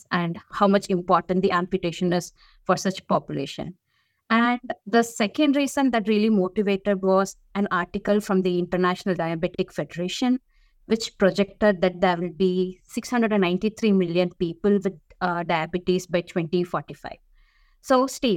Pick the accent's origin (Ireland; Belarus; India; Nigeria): India; moved away as an adult; now in United States; I'm from India. So when I was growing up in the early 2000s